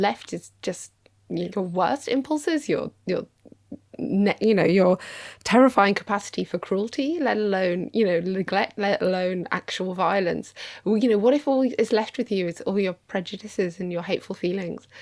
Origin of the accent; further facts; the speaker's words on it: United Kingdom; I'm British